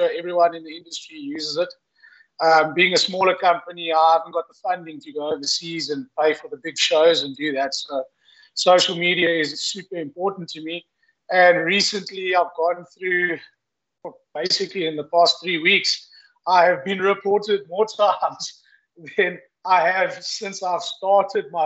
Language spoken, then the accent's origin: English; Eastern Cape, South Africa; Growing up in the Eastern Cape, avid houndsman, hunting bush pig with my father and uncle